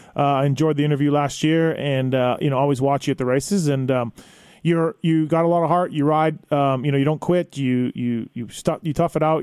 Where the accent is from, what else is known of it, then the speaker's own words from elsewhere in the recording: Canada; now in United States; I'm foreigner too. I'm from Canada, living down here